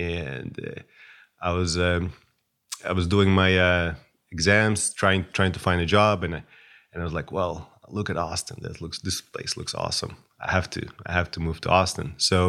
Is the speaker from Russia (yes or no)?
yes; Moscow, Russia; born there; Well, I was born in Moscow, but now we like to joke on our chat that I'm from Ukraine